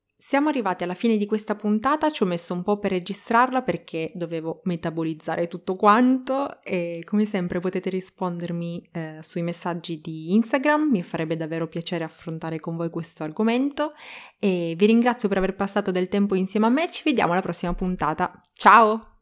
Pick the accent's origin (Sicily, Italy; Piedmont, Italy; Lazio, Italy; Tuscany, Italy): Piedmont, Italy; Turin; moved away; Ho sempre avuto uno strano rapporto con Torino, la mia città natale.